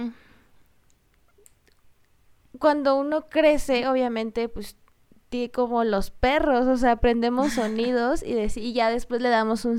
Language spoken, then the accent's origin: Spanish; Michoacán, Mexico; first language Spanish; nosotras somos de, de Michoacán, del estado de Michoacán, y muchos se burlan de que decimos mucho la palabra pues.